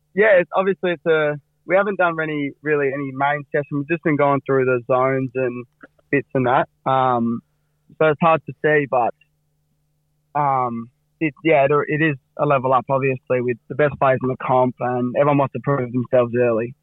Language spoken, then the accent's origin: English; Fremantle, Western Australia, Australia; for the locals like me and Cam and, uh, a few other boys. It, it means a lot to us growing up in Frio and growing up in East Fremantle